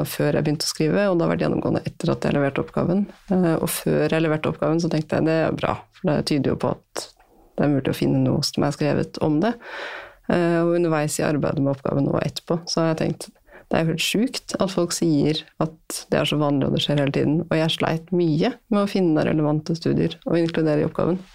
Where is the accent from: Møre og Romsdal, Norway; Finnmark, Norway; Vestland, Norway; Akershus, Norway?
Møre og Romsdal, Norway; Altså, jeg vokste opp på Sunnmøre.